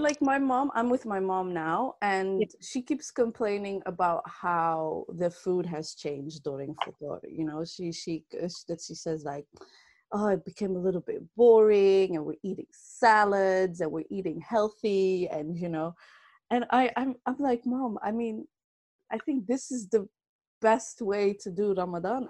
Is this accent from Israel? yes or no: no; Netherlands; I was born and raised in the Netherlands